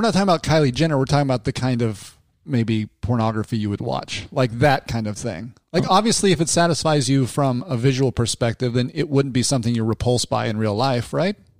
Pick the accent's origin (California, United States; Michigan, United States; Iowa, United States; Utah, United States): Utah, United States; Salt Lake City; I grew up in Salt Lake City myself